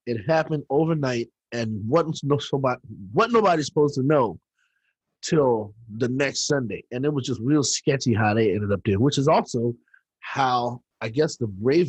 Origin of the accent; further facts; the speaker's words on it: Washington, District of Columbia, United States; also born or lived in Forestville, Maryland / Temple Hills, Maryland / Brandywine, Maryland; now in New Orleans, United States; I grew up in the Southeast. So okay. I grew up right in DC proper.